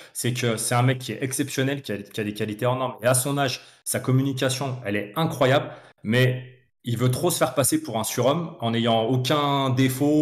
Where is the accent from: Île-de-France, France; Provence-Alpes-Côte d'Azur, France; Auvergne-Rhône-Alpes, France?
Auvergne-Rhône-Alpes, France; Lyon; je suis né à Lyon, donc je suis né à Lyon, j'ai grandi.